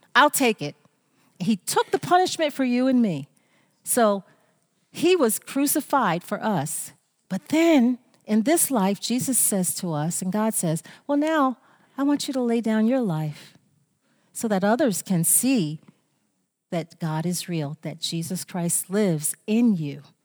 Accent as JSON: {"language": "English", "country": "United States", "said": "I am American. I am American"}